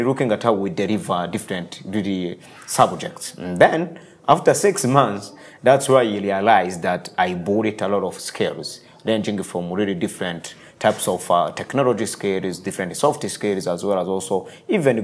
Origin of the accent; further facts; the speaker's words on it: Rwanda; moved away as an adult; also born or lived in United States; I'm born in rural areas of Rwanda